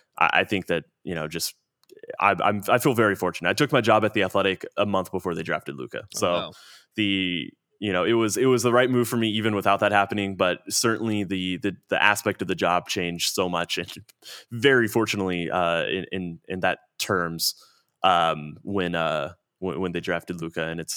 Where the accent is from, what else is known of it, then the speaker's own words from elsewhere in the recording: Plano, Texas, United States; I grew up in Plano, Texas, a suburb.